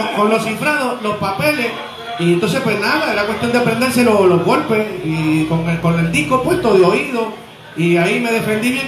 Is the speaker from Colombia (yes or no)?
no; Trujillo Alto, Puerto Rico; also born or lived in Río Piedras, Puerto Rico / Santurce, San Juan, Puerto Rico; yo nací en el 1964 en Río Piedras, Puerto Rico, y soy natural del pueblo de Trujillo Alto. Allí yo crecí